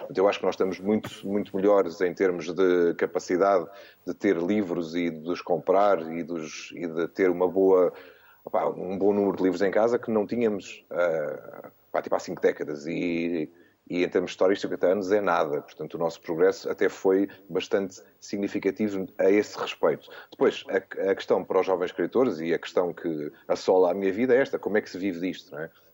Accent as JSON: {"language": "Portuguese", "country": "Portugal", "said": "sendo português"}